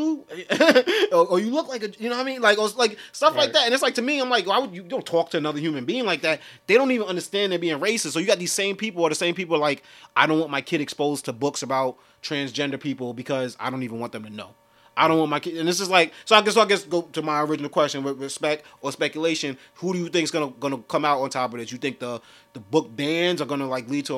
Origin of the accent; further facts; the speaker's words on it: New York City, New York, United States; We come from New York City. I come from Brooklyn